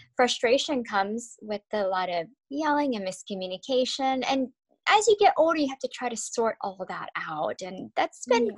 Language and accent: English; United States; I am an American